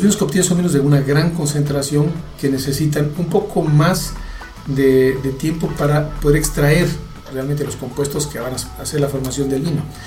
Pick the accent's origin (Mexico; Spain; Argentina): Mexico; yo soy mexicano